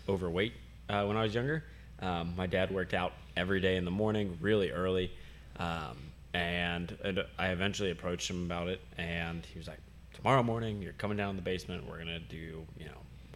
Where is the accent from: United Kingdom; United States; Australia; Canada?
United States; Blanchester, Ohio; I am from Blanchester, Ohio.